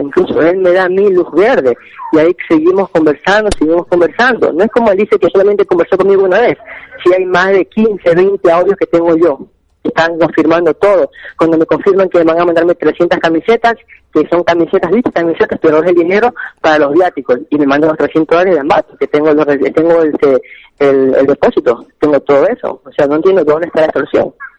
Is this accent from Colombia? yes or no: no; Guayaquil, Guayas, Ecuador; yo soy de Guayaquil